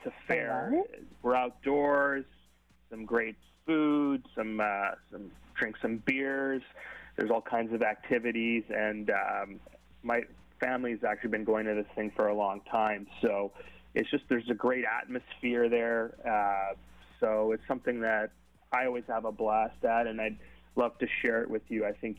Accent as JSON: {"language": "English", "town": "Yelm", "region": "Washington", "country": "United States", "said": "Well, I'm from Yelm, so we're by the mountains there."}